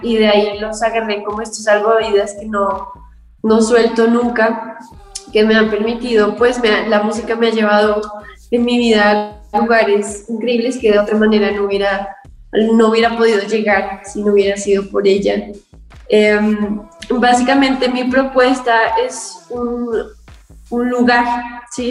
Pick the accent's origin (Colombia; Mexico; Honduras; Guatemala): Colombia; Yo soy una cantautora colombiana.